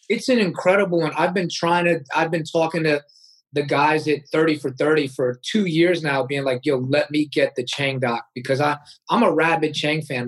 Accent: United States; I was born in America

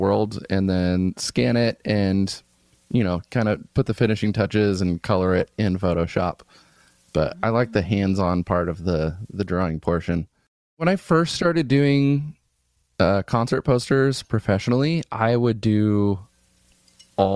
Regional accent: Midwest, United States; now in Oakland, United States; I grew up around farms in the Midwest

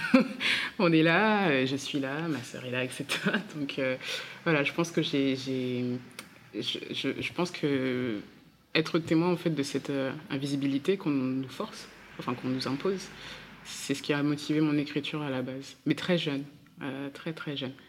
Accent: Centre-Val de Loire, France; mon père est congolais, ma mère est martiniquaise, je suis née euh, dans le Loiret

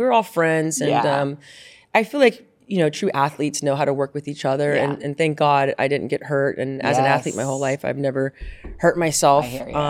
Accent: Carmel, Indiana, United States; also born or lived in Tacoma, Washington / Bakersfield, California / Temple, Texas / Roxbury, New Jersey; Tacoma, Washington, and moved to Bakersfield, California, Temple, Texas, Roxbury, New Jersey, and then I grew up in Carmel, Indiana, where I played sports my whole life

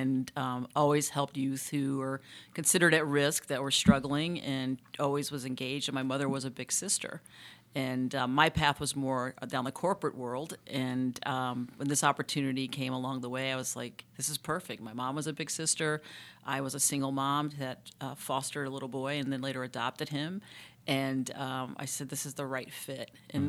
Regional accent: Charlotte, North Carolina, United States; born there; I was born in Charlotte, and so when my dad passed, I happened to come back this way to look in and take care of my mom.

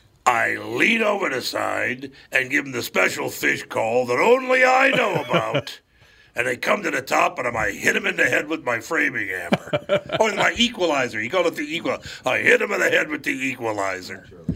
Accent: Minneapolis, Minnesota, United States; I knew who he was, and I'm from Minneapolis. You know, I knew who he was growing up here.

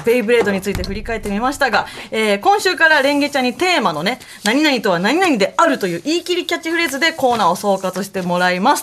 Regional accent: Mie, Japan; うちの地元三重県

